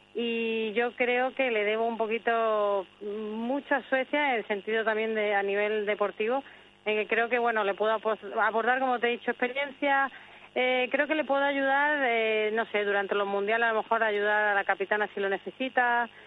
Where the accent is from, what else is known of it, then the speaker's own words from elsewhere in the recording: Spain; also born or lived in Sweden; yo tengo doble nacionalidad desde que nací y bueno, me siento evidentemente española, me siento sueca